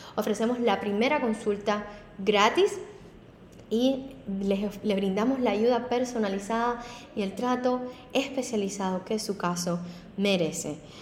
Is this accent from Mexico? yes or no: no; Havana, Cuba; moved away as an adult; now in Miami, United States; Anteriormente había sido abogada en La Habana, en Cuba, y a la escuela de derecho dos veces